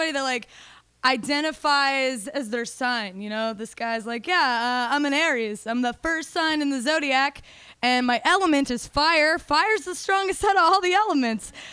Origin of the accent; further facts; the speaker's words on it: Denver, Colorado, United States; I'm from Denver